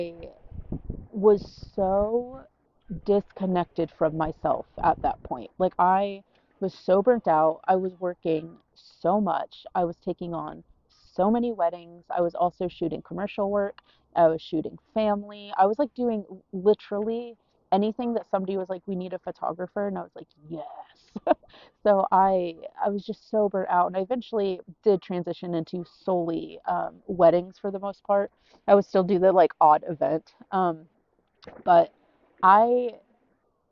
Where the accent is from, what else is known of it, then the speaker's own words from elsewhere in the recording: United States; moved away as an adult; also born or lived in New York / Orlando; now in Iceland; the American in Iceland